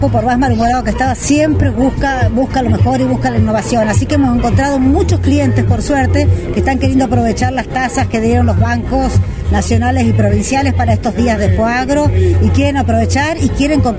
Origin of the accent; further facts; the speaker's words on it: Argentina; Yo soy de yo soy de pueblo, soy de Montemay